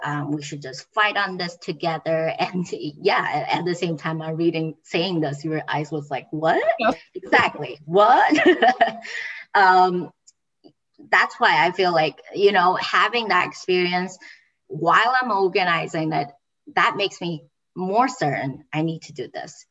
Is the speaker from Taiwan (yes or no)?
yes; Taiwan; moved away as an adult; now in Amherst, United States; I came to United States in 2013, and I started my um, academic career at GCC. I came from Taiwan